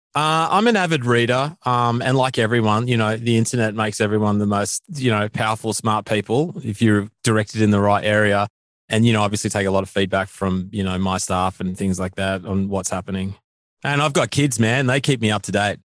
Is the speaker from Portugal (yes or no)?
no; Australia; our country